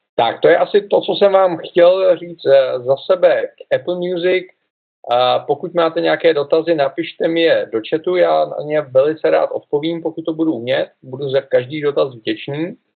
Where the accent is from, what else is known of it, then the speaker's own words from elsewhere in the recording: Czechia; U nás v Čechách